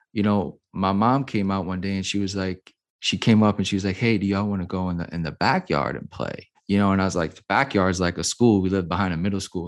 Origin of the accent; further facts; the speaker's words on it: New Orleans, Louisiana, United States; I grew up, I was born and raised in New Orleans, Louisiana